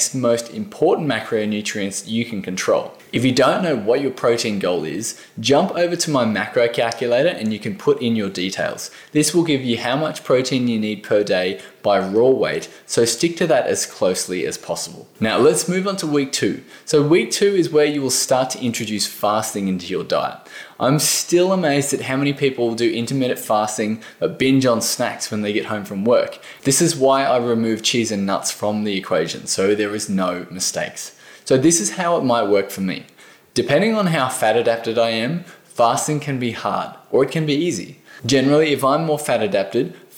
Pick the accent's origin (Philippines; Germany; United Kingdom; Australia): Australia